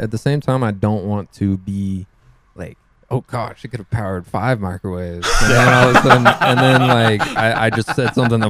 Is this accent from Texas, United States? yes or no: yes; Houston, Texas, United States; we live in Texas. Everyone we know for the most part is from Texas. I was born and raised in Houston, like Texas